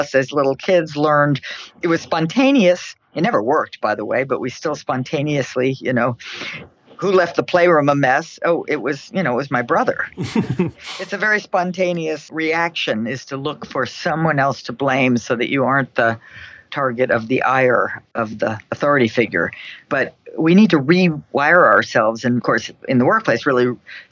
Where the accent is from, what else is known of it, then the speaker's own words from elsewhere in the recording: New York City, New York, United States; now in Boston, United States; My hometown. I mean, where I'm from, where I grew up, where my parents grew up is New York City.